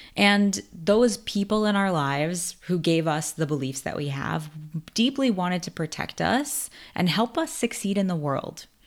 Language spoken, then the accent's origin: English; New York City, New York, United States; also born or lived in Bronx, New York; I was born in the Bronx, but I was raised in Queens